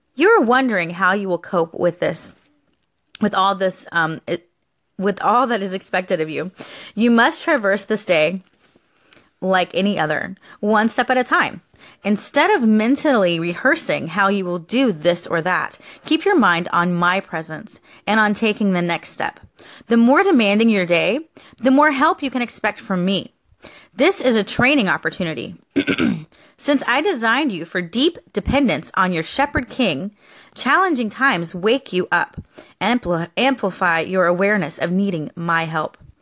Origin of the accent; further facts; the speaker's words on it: Florida, United States; Florida has been my hometown since I was born. I was born here in Florida